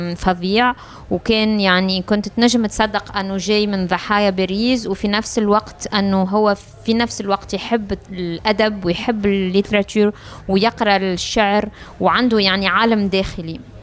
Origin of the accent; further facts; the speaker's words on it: Tunisia; moved away as an adult; also born or lived in France; انا جايه من تونس